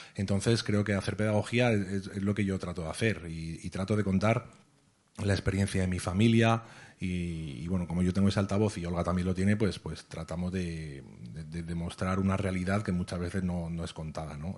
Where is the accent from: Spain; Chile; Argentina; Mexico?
Spain; que no vivo en Palestina, que tengo un pasaporte español